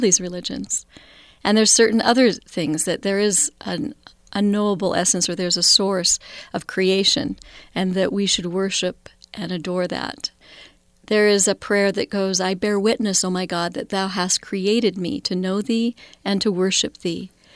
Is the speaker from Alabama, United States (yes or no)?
no; Idaho Falls, Idaho, United States; now in Salt Lake City, United States; Growing up in Idaho Falls was a wonderful, small, thirty-five thousand people